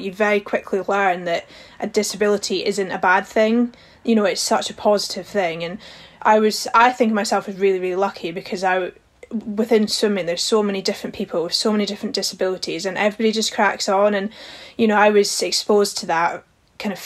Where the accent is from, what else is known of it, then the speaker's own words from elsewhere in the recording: Highlands of Scotland, United Kingdom; growing up in the Highlands of Scotland